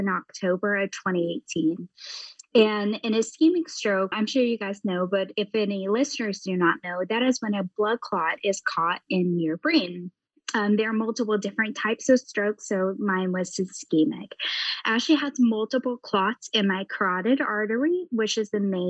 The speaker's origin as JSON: {"language": "English", "region": "the South", "country": "United States", "tie": "born or raised there", "moved": "yes", "lives_now": "Ohio, United States", "said": "I grew up in the South"}